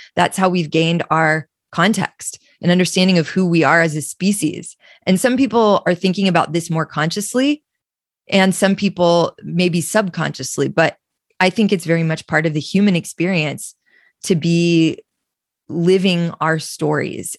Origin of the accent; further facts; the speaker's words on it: Austin, Texas, United States; I come from Austin, Texas, which is where I'm sitting right now.